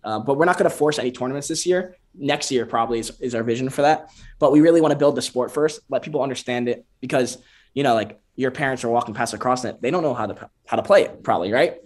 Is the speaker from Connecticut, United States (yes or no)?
yes; Connecticut, United States; also born or lived in Bend, Oregon; now in Miami, United States; we're all from Connecticut, and then we moved down to Miami to catch the sun